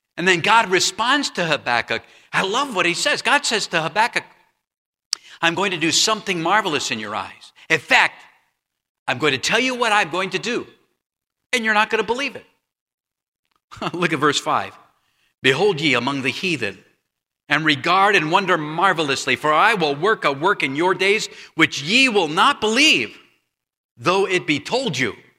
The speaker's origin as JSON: {"language": "English", "town": "Huntington Beach", "region": "California", "country": "United States", "tie": "born or raised there", "moved": "as an adult", "said": "I grew up in Huntington Beach, California, Huntington Beach, California"}